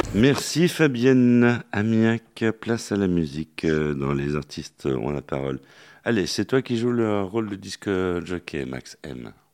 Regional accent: Paris, Île-de-France, France; nous, les Parisiens. Hein. On dit qu'on n'a pas d'accent.

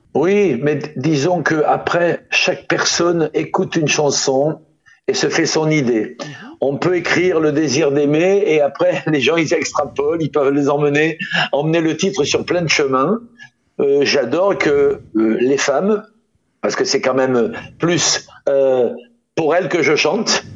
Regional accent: Toulon, Provence-Alpes-Côte d'Azur, France; moved away as an adult; also born or lived in Paris; quand je suis parti de Toulon

